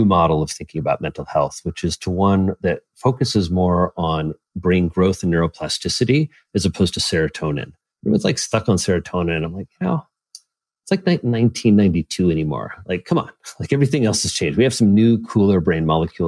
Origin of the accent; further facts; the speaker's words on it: Indiana, United States; I'm a Hoosier